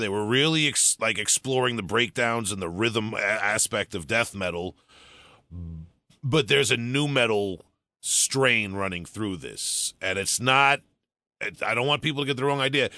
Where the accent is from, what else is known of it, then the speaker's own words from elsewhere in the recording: New York, United States; I'm from New York